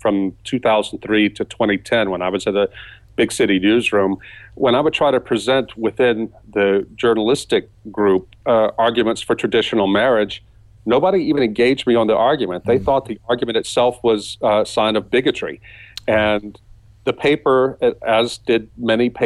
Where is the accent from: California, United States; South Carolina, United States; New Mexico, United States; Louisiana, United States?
Louisiana, United States; South; Here in my hometown, again, tiny town in the deep South, culturally conservative.